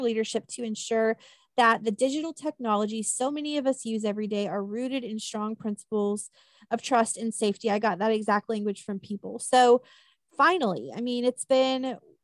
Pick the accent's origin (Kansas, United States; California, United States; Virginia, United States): Kansas, United States; where I grew up in Kansas, and I went to the University of Kansas